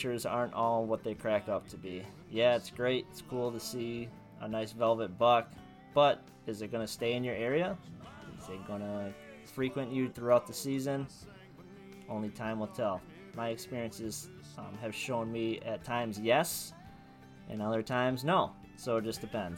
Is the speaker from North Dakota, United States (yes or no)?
no; the Thumb of Michigan, United States; moved away; We're both from the Thumb of Michigan